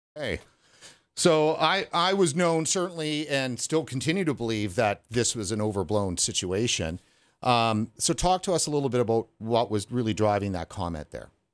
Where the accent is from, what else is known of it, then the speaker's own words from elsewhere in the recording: Vancouver, British Columbia, Canada; I'm from Vancouver, British Columbia, and from the interior of British Columbia.